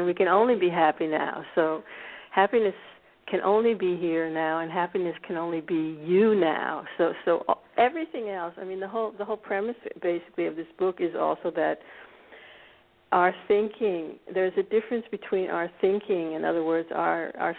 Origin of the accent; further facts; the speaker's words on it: D.C., District of Columbia, United States; moved away as an adult; now in Scandinavia; born in America. I grew up actually in a suburb of Washington, D.C.